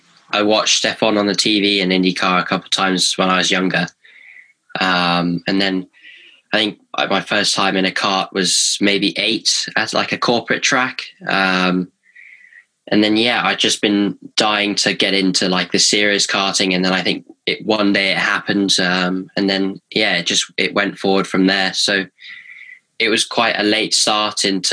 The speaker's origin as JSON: {"language": "English", "country": "United Kingdom", "said": "I'm 16, I'm British"}